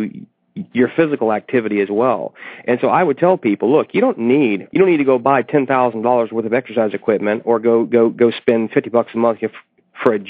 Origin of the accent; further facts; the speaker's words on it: United States; we as Americans